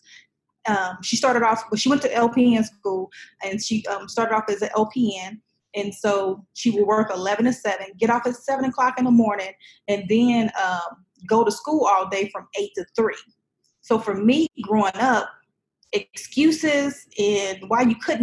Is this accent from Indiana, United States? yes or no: yes; Indianapolis, Indiana, United States; moved away; also born or lived in Chicago, Illinois / Muncie, Indiana / Kentucky / Florida; I'm originally from Chicago, But I spent most of my time in Indianapolis